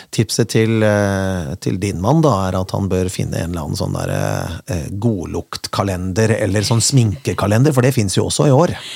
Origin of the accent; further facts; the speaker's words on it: Kongsberg, Buskerud, Norway; moved away as an adult; now in Bergen, Norway; jeg kommer fra Kongsberg